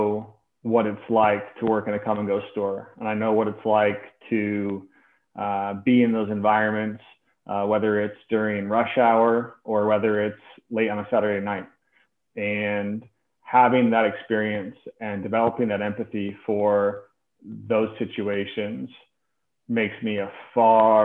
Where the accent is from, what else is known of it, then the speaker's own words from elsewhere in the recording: Des Moines, Iowa, United States; I grew up in Des Moines, in the Catholic school system in Des Moines